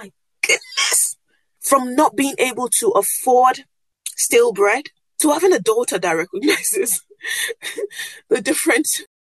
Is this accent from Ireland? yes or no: no; Nigeria; first language Yoruba; English is a second language; I'm a West African girl from Nigeria and Yoruba.